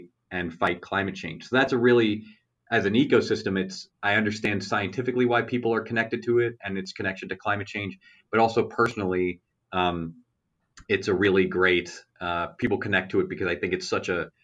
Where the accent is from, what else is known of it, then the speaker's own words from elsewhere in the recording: New York, United States; now in Midwest, United States; although I live out here in the Midwest, you know, I'm from New York